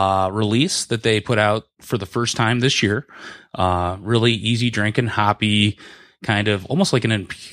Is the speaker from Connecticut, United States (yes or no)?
no; Birmingham, Michigan, United States; I grew up in the Birmingham, Bloomfield area.